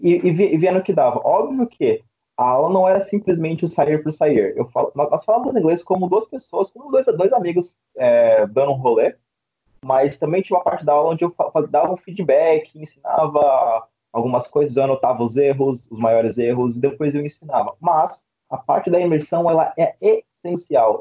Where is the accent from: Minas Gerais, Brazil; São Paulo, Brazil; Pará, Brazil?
São Paulo, Brazil; sou de Sampa